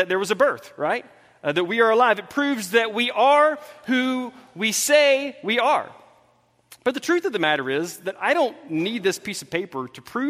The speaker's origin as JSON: {"language": "English", "town": "Thomaston", "region": "Georgia", "country": "United States", "tie": "born or raised there", "moved": "yes", "said": "I was born on June 6th, 1977 in Thomaston, Georgia, about 800 miles from here"}